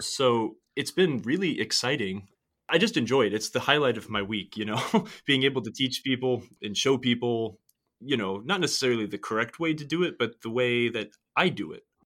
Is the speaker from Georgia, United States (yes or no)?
no; San Francisco Bay Area, California, United States; I'm from the San Francisco Bay Area